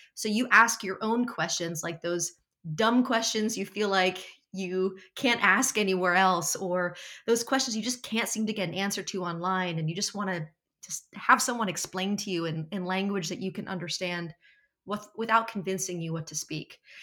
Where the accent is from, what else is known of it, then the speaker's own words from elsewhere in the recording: New Jersey, United States; I'm from South Jersey